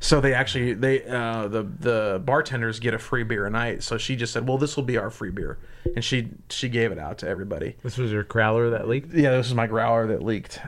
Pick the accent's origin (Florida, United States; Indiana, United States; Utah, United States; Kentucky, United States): Indiana, United States; Southern; now in Lincoln, United States; I grew up in Southern Indiana